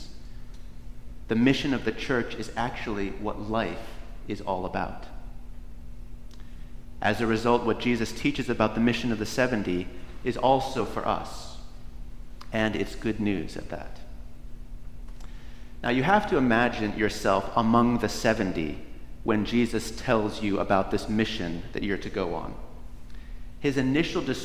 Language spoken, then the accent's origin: English; Northeast, United States; Where I grew up in the Northeast